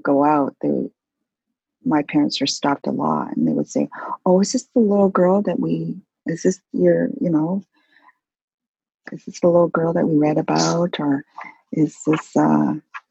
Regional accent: Canada; I'm really Canadian

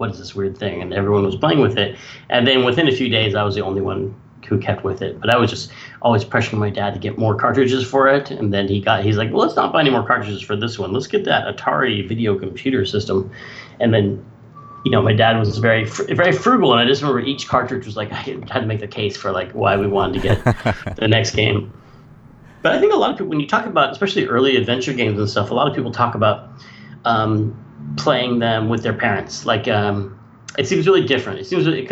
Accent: Sonoma, California, United States; I was growing up in Sonoma, California

